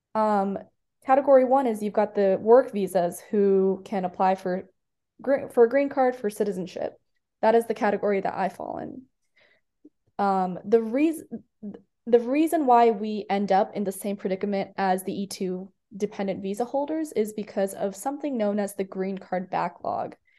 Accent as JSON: {"language": "English", "town": "Iowa City", "region": "Iowa", "country": "United States", "tie": "born or raised there", "also_born_or_lived": "India", "moved": "as an adult", "said": "I grew up in Iowa City, which is where um, the university is located"}